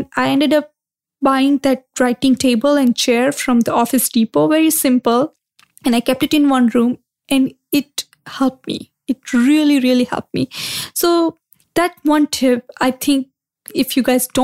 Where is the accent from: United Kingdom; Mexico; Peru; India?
India; moved away; growing up in India, I used to do yoga a lot